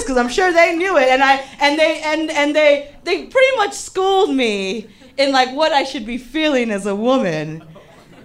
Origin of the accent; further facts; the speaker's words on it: Cortez and Kedzie, Illinois, United States; I grew up on Cortez and Kedzie, and I was the oldest girl on the block.